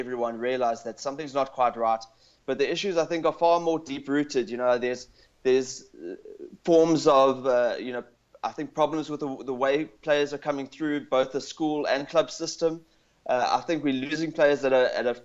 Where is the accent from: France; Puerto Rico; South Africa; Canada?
South Africa; Durban, KwaZulu-Natal; moved away as an adult; now in Cape Town, South Africa; I've actually only moved to Cape Town about 2.5 years ago, so I'm actually originally from Durban